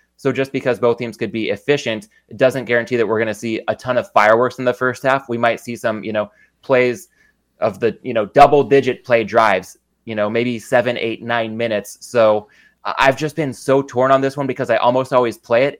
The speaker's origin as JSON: {"language": "English", "town": "San Diego", "region": "California", "country": "United States", "tie": "born or raised there", "said": "growing up in San Diego"}